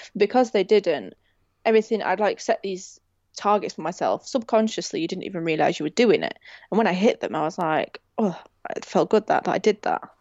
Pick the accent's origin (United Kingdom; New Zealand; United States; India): United Kingdom; Rotherham, Yorkshire and the Humber; I'm from Rotherham